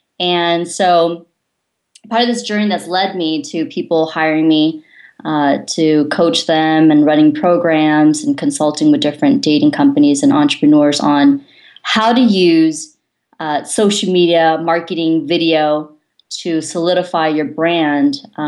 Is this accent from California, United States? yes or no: yes; California, United States; So as John mentioned, I'm originally from Silicon Valley.